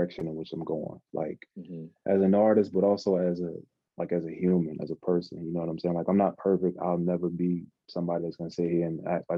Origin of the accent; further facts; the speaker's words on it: Norfolk, Virginia, United States; moved away as an adult; now in Paris, France; I was born in Norfolk General Hospital